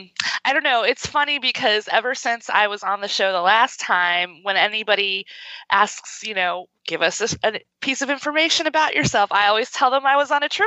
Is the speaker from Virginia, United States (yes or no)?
yes; Fairfax, Virginia, United States; I am from Fairfax, Virginia, which is a suburb of D.C., a native just like Nick